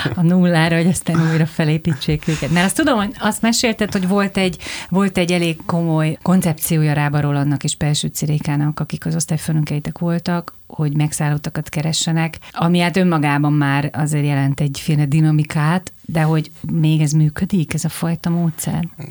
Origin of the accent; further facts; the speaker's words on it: Budapest, Hungary; also born or lived in Vác; Budapest közepi értelmiségi családba születtem, majd elmentem vidékre két évre